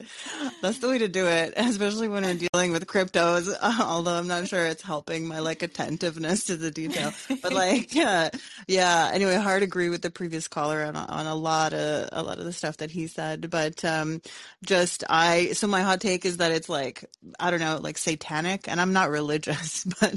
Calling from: Canada; I'm calling from Canada

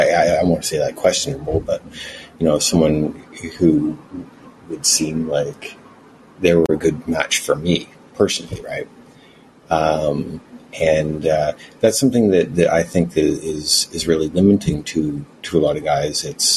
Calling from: Vancouver, British Columbia, Canada; Vancouver, Canada.

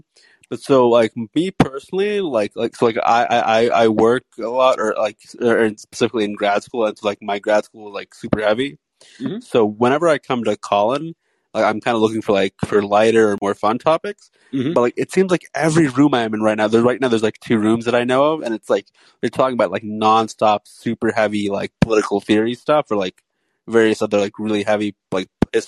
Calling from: California, United States; Southern California.

